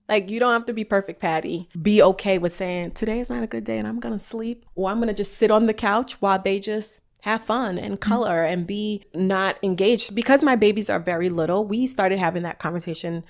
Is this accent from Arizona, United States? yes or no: no; New York, United States; I'm from New York, y'all. So if y'all hear my little like go hard, it's just my New Yorker in me.